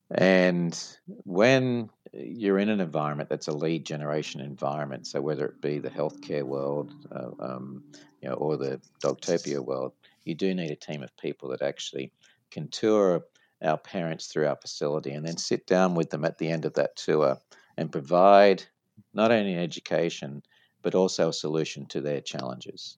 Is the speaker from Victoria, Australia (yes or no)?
no; Sydney, New South Wales, Australia; moved away as an adult; now in United States; from my accent you probably noticed that i'm uh, not from the us i like to tell people that i'm from way down south and so born uh, in sydney australia